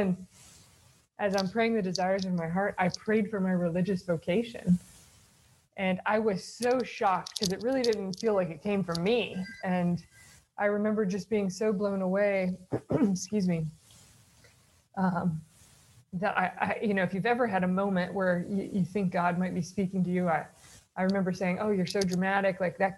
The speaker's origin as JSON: {"language": "English", "region": "the South", "country": "United States", "tie": "born or raised there", "said": "So I grew up in the South. I've lost my accent, you can hear, and in the Protestant South, and kind of grew up knowing my faith was important"}